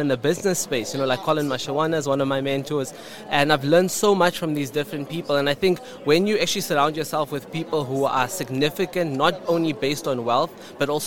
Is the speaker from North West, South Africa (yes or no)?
yes; Klerksdorp, North West, South Africa; I grew up in the Northwest Province. I grew up in a small little town called Klerksdorp.